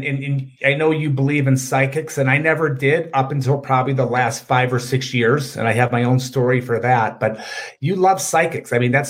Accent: Oak Park, Michigan, United States; We grew up in Oak Park, Michigan, middle class area.

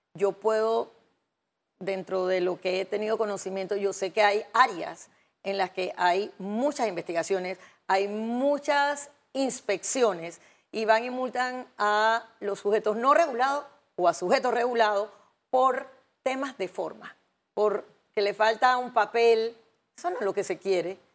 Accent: Panama; nosotros, como panameños

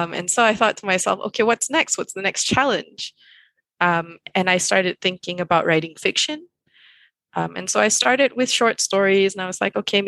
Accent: Malaysia; I grew up in Malaysia

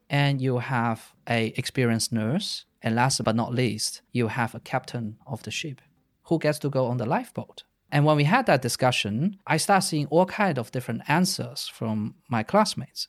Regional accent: China; moved away as an adult; also born or lived in Netherlands; I grew up in China. I stayed in China until I was nineteen, and then I went to the Netherlands to study in university

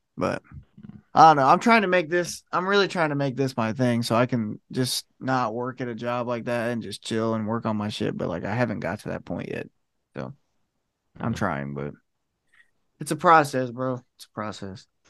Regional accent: Ohio, United States; I'm from Ohio

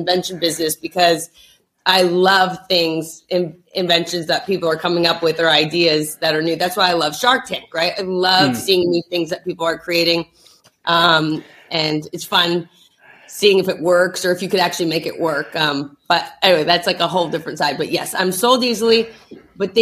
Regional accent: New Jersey, United States; We're also from Jersey

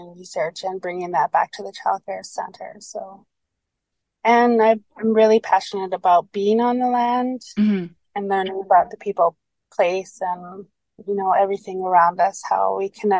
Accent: Gitwangak, British Columbia, Canada; moved away as an adult; now in Terrace, Canada; I am from the Gitxsan Nation in Gitwongak, BC

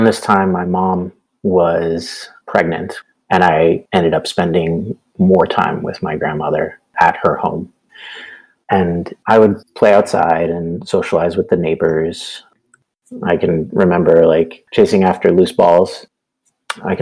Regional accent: San Antonio, Texas, United States; I grew up in San Antonio, Texas, so we could be close to family

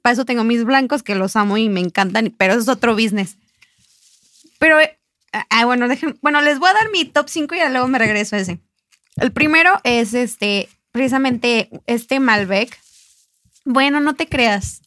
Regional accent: Mexico; este mes tan importante para nosotros como mexicanos

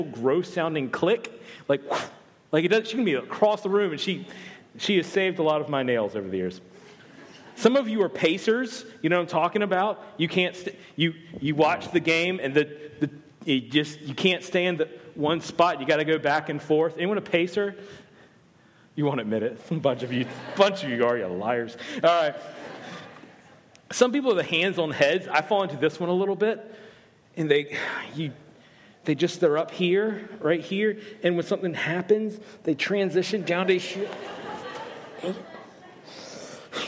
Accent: the South, United States; I'm not from Australia, despite my thick Australian accent. I'm actually from the South

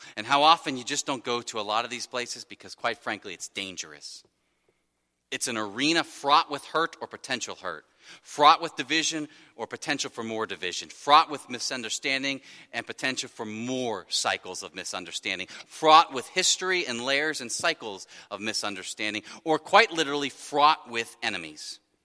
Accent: Wyoming, Ohio, United States; I grew up in Wyoming, Ohio, small municipal that shares a, uh, a long border with Laughlin, another small municipal

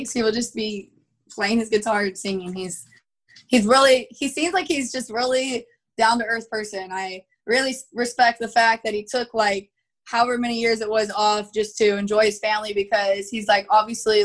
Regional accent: Texas, United States; I'm from Texas

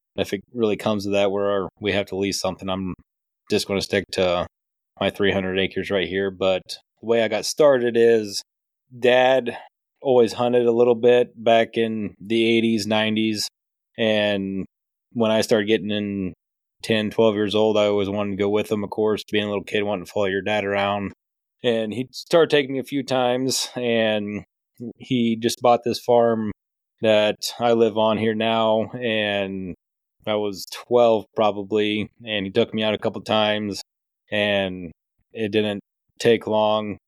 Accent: Decatur County, South Central Iowa, United States; Born and raised in Decatur County, South Central Iowa, Big Buck Central

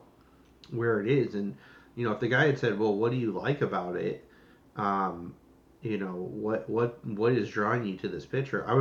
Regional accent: Los Angeles, California, United States; I'm from Los Angeles

